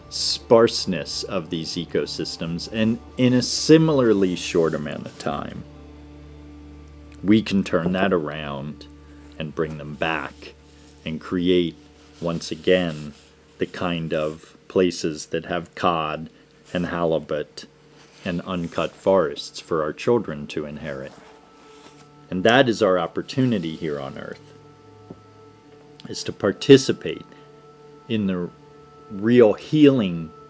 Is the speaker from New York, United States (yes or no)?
no; Downingtown, Pennsylvania, United States; growing up in Pennsylvania, in Downingtown, Pennsylvania.